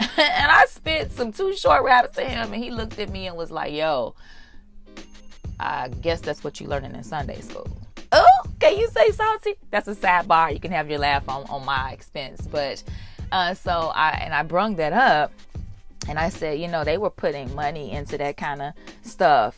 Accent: Chicago, Illinois, United States; I'm from Chicago

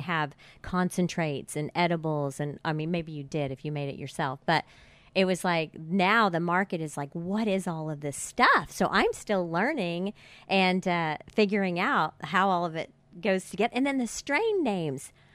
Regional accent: Tulsa, Oklahoma, United States; grew up in Tulsa

